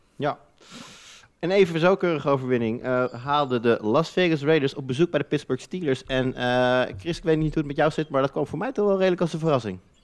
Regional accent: Netherlands; wij als Nederlanders

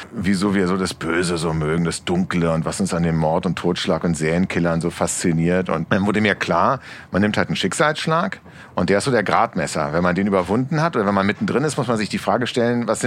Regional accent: Berlin, Germany; Ich gehöre zu den 49 Prozent noch geborenen Berliner. Ich bin die Minderheit, genau.

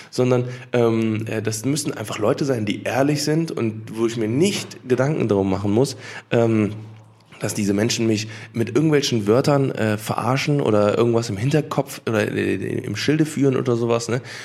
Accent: Cologne, North Rhine-Westphalia, Germany; ich bin in Köln geboren und aufgewachsen

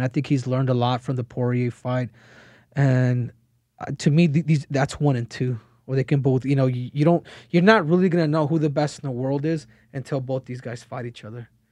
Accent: Phoenix, Arizona, United States; I grew up in Phoenix

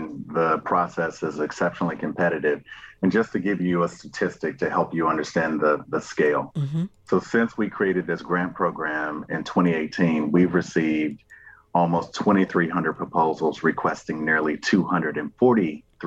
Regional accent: Kentucky, United States; my home state of Kentucky

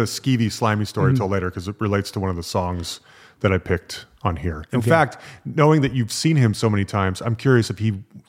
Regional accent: Salt Lake City, Utah, United States; I grew up in Salt Lake City, and you know, bands didn't come through Salt Lake City very often.

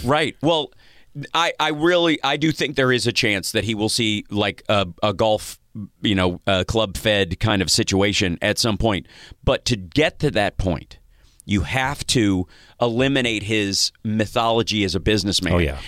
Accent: Kentucky, United States; moved away; I'm from Kentucky originally

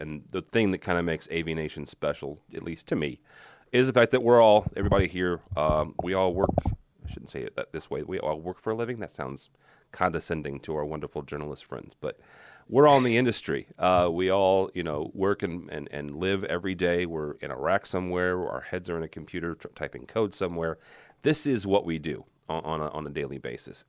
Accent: St. Louis, Missouri, United States; I'm from St. Louis

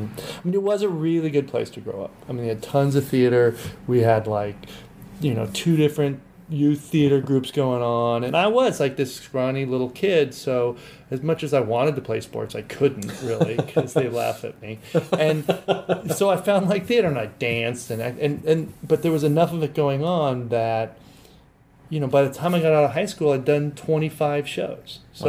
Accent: Santa Barbara, California, United States; I grew up in Santa Barbara, and it was like, you know, those guys, it was like, as long as they could have a job cleaning pools and able to surf, then life was set.

